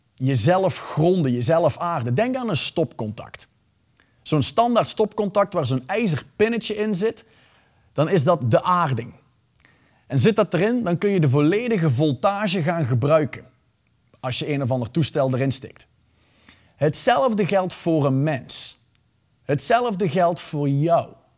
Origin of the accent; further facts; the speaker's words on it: Belgium; ik ben Belg.